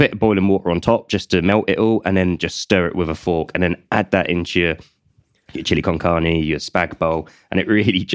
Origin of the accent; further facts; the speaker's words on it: United Kingdom; as a British public, me included